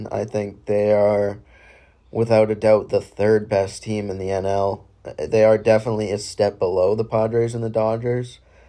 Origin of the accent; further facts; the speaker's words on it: Southern New Hampshire, United States; I'm a freshman at UNH. I'm a political science major. I'm from Southern New Hampshire, as well as my two co-hosts, … and ….